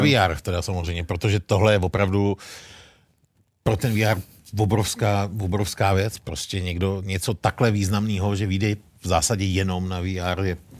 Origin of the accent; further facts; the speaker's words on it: Bohemia, Czechia; u nás v Čechách